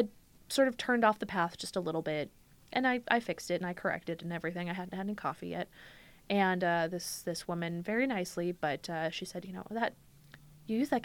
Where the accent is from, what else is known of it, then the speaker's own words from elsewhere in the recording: Minnesota, United States; I'm Minnesotan